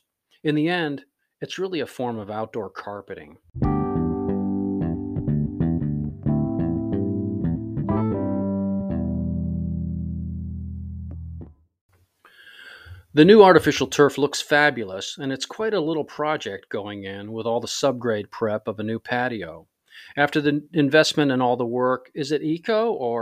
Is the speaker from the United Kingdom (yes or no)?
no; Florida, United States; now in Puget Sound region, United States; growing up in Florida